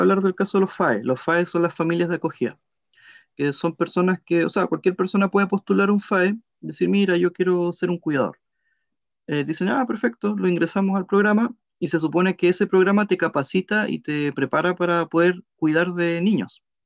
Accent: Puerto Montt, Los Lagos, Chile; yo soy de Puerto Montt, ahí me crié

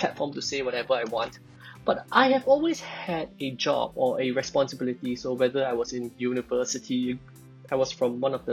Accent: Singapore; I'm a Singaporean, and I went the route of a normal primary school, secondary school, JC, local uni

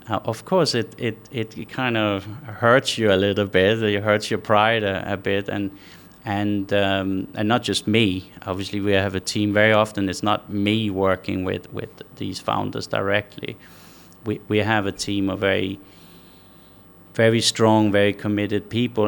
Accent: Denmark; now in Qatar; I'm from Denmark originally, uh, five million people

